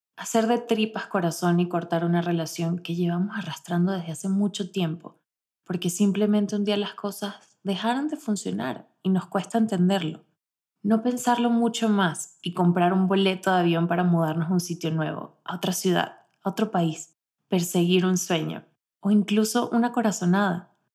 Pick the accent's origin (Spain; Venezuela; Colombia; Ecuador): Venezuela; Barquisimeto, Lara; moved away as an adult; now in Mexico; Desde que tenía 4 años estudiaba en el mismo colegio de mi ciudad natal, Barquisimeto